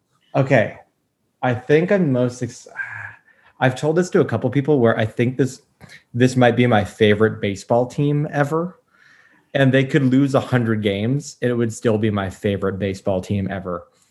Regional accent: New York, United States; moved away; I grew up in New York. And as a kid, I was a big Yankee fan. And I was growing up in like the late 90s

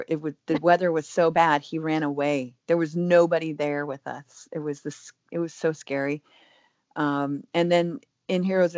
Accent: Germany; But I do think that more so growing up in Germany really taught me that the world is a huge place.

